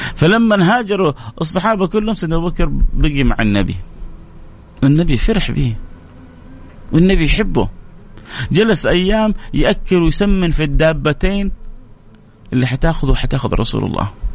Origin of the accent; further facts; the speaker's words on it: Saudi Arabia; عندنا في السعودية